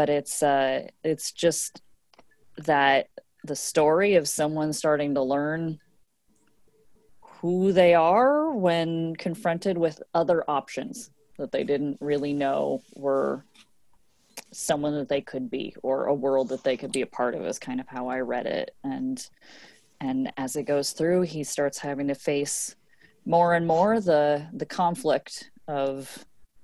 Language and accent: English; United States; I grew up on Capitol Hill in the late 80s and early 90s